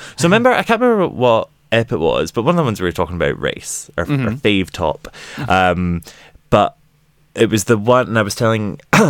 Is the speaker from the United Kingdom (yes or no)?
yes; United Kingdom; I'm a Brit